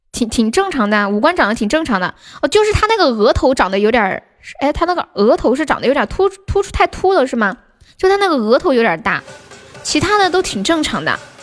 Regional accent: Sichuan, China; 我不是山东的宝宝，我是四川到

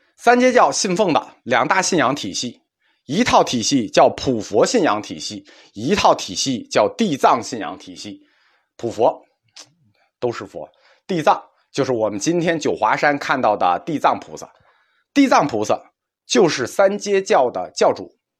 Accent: China

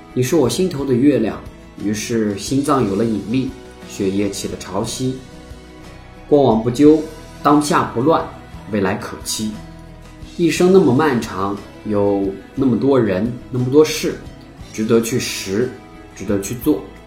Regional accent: China; 我们中国人哈是相当讲究内部团结的

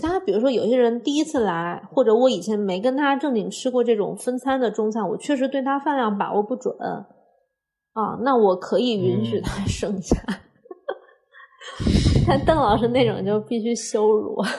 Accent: Hunan, China; 虽然我是湖南人

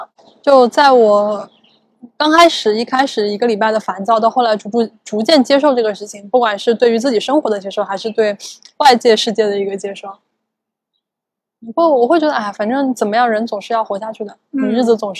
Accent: Shanghai, China; 就像我们上海人现在很热衷于教别人如何囤货一样

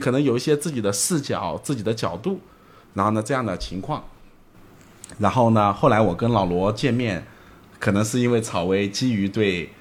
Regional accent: Zhejiang, China; 我是浙江人

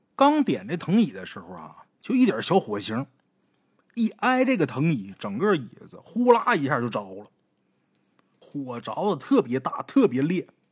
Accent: Northeast China, China; 我们东北这边都不凉快

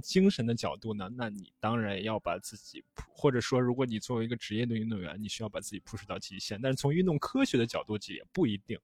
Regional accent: China; 对于我们中国人来说

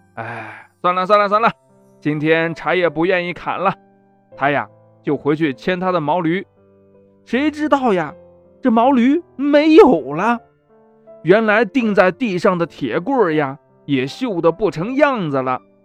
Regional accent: Anyang, Henan, China; 走进我 的家乡

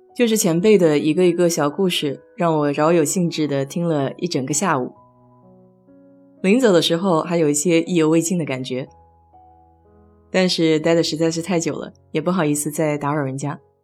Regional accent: China

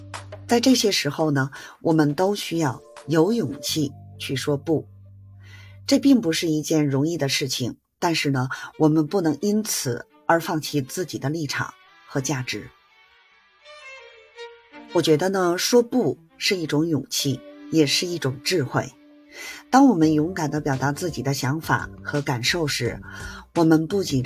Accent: Beijing, China; 我是北京的…，感谢您的关注和支持

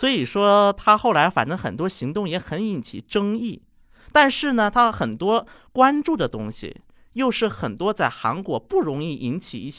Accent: China; 包括一想到我是中国来的嘛

